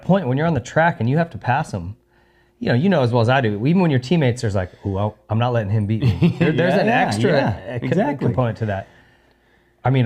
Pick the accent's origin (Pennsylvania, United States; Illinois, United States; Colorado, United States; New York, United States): New York, United States; But as a New Yorker, I think when we get to these East Coast tracks, they're going to suit him a little bit better.